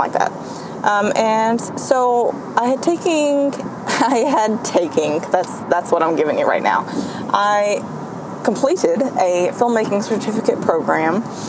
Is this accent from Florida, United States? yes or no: no; Central Kentucky, United States; I'm from Kentucky. I do everything out of Kentucky, Central Kentucky.